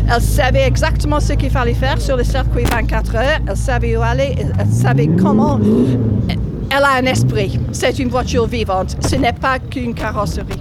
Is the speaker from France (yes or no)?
no; England, United Kingdom; je suis anglaise